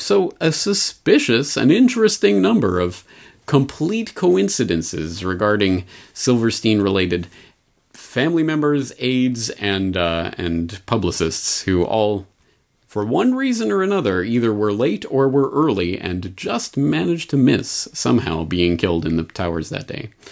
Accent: Canada; moved away as an adult; now in Japan; my own public school experience growing up in Canada

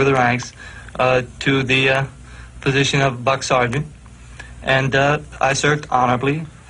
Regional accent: New Orleans, Louisiana, United States; also born or lived in Texas / New York; I was born in New Orleans in 1939. For a short length of time during my childhood, I lived in Texas and in New York.

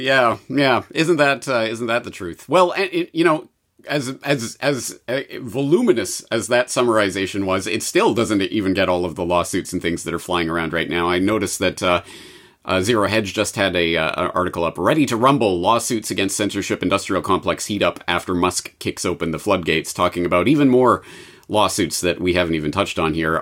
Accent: Canada; Being Canadian

